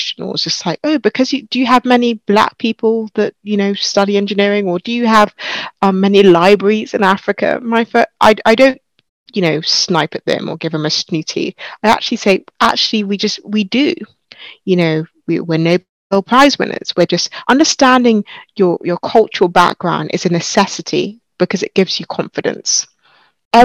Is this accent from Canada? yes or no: no; United Kingdom; I'm a British-born Nigerian by background.